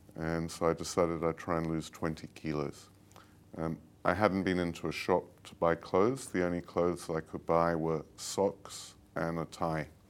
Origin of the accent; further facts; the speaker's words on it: London, United Kingdom; moved away; also born or lived in Italy; I grew up in London, and, um, like most, um, English people